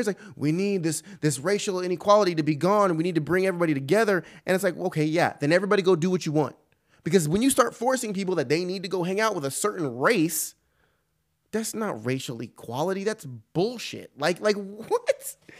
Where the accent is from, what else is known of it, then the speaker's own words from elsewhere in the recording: California, United States; moved away; I'm from California originally, don't live there anymore